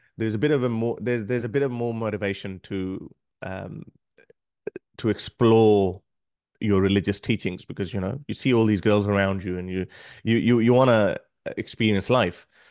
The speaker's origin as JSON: {"language": "English", "country": "Pakistan", "tie": "born or raised there", "moved": "as an adult", "lives_now": "Australia", "said": "being a Pakistani"}